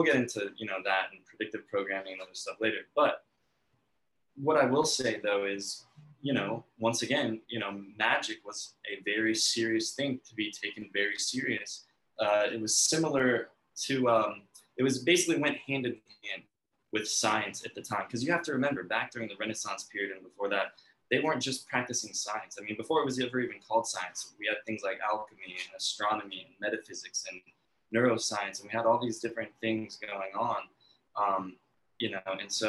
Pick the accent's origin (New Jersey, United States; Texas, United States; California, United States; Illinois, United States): Illinois, United States; Bethalto; Yeah, so I grew up in Bethalto, Illinois.